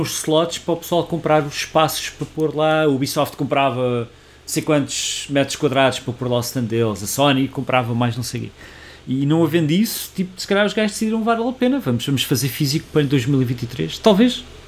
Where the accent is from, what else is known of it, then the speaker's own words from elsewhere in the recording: Portugal; nós somos portugueses